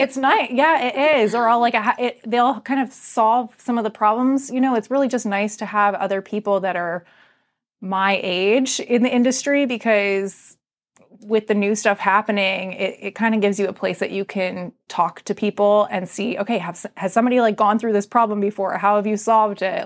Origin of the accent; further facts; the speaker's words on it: Arlington, United States; also born or lived in Percival; I grew up in Arlington